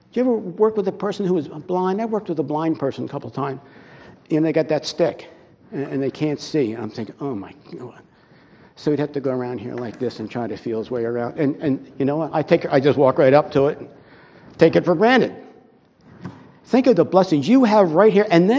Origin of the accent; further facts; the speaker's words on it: United States; we're American citizens